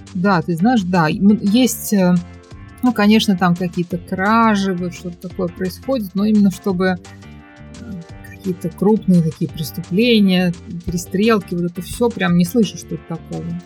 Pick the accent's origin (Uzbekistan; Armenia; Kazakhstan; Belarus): Uzbekistan; Tashkent; moved away as an adult; now in Malaysia; в Ташкенте, откуда я родом.